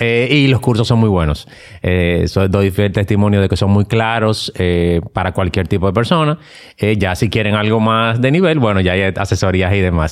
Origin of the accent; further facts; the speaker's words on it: Dominican Republic; Nosotros como dominicanos estamos, no estamos acostumbrados a exigir nuestros ah. derechos